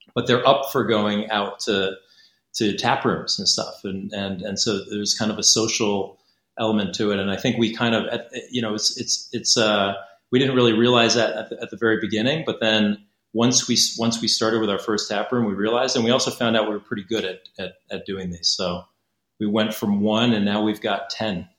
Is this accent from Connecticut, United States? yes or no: yes; Connecticut, United States; moved away as an adult; now in Beijing, China; I'm American. I'm uh, from Connecticut originally